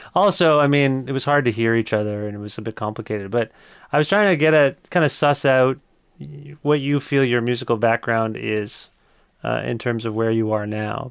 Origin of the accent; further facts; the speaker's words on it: Kitchener, Ontario, Canada; also born or lived in Cambridge, Ontario; I was born in Kitchener, Ontario